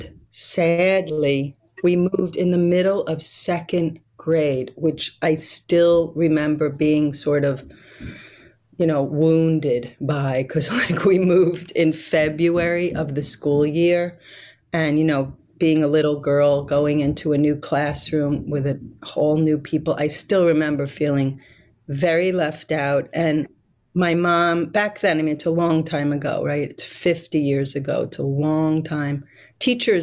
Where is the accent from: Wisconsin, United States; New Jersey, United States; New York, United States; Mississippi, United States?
New York, United States; New York City; now in Brazil; I was born in Brooklyn, New York, but not only that, I was born in a place called Coney Island.